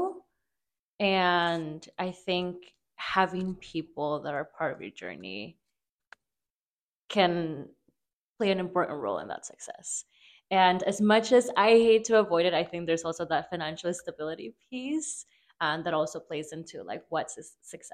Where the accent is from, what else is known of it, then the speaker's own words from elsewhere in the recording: Torreón, Coahuila, Mexico; now in Denver, United States; I am an undocumented immigrant from Torreon, Coahuila, Mexico. And I am currently in Denver.